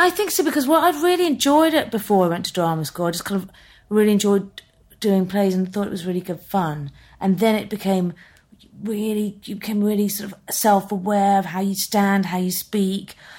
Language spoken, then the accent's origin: English; Birmingham, West Midlands, United Kingdom; moved away as an adult; now in London, United Kingdom; I grew up in Birmingham